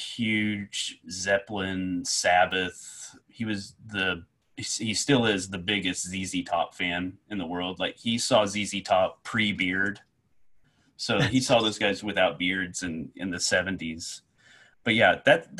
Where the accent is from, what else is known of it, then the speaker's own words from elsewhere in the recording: rural Oklahoma, United States; also born or lived in Lake Charles, Louisiana / Nashville, Tennessee; We lived there until I was three. And then we moved to rural Oklahoma